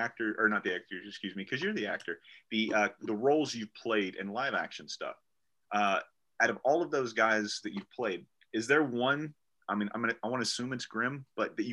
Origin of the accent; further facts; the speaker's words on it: the South, United States; I'm from the South